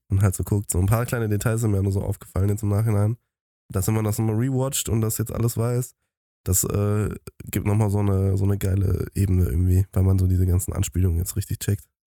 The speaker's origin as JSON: {"language": "German", "country": "Germany", "said": "als Deutsche"}